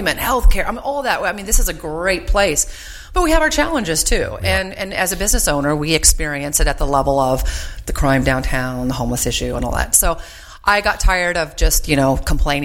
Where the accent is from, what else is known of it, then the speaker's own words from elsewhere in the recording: Vancouver, Washington, United States; moved away as an adult; now in Spokane, United States; I was raised in the state of Washington, so I'm a Washingtonian, but on the west side